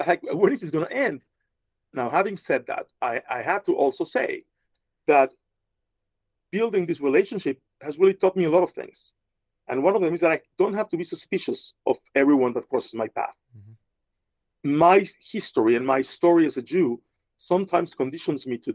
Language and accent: English; Mexico City, Mexico; moved away as an adult; also born or lived in New York City; now in Las Vegas, United States; I'm from Mexico City, where there's only one kind of Christianity, Catholicism.